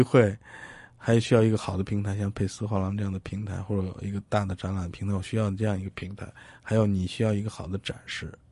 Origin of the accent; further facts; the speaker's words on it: China; 我们来自大，呃，大陆的人